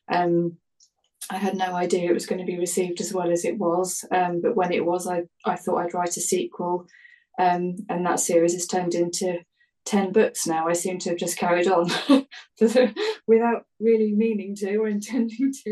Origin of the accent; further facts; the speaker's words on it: United Kingdom; that's what we call them in the UK